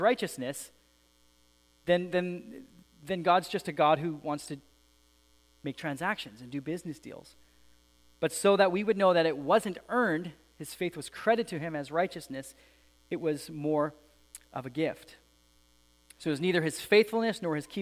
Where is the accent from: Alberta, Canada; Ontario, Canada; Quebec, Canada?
Alberta, Canada; I grew up in Alberta